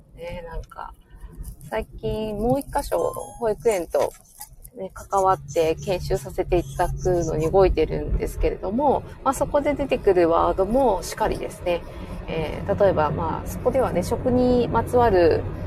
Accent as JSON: {"language": "Japanese", "region": "Fukuoka", "country": "Japan", "tie": "born or raised there", "said": "私の地元の、えー、福岡"}